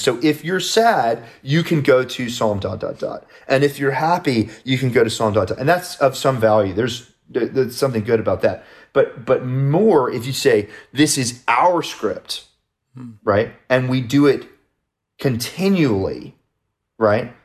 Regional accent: United States; I'm an American

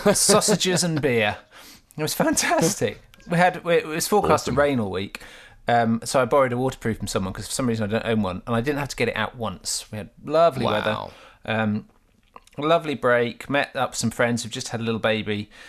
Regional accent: Gorleston-on-Sea, East of England, United Kingdom; I grew up in Galston on Sea, which is just next to Great Yarmouth in Norfolk

